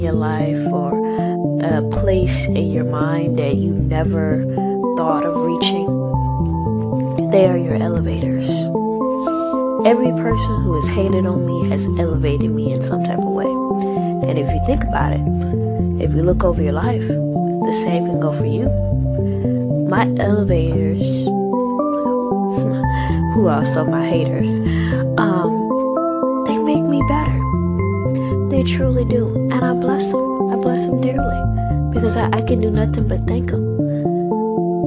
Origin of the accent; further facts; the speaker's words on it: Houston, Texas, United States; I'm an MC from Houston, Texas